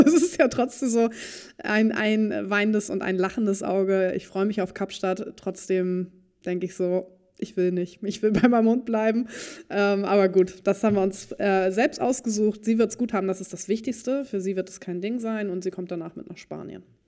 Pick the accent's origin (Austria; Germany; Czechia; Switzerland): Germany; Dithmarschen, near Heide, Schleswig-Holstein; ich bin ja auch auf dem Hof groß geworden, in der Nähe von, oder in Dithmarschen, in der Nähe von Heide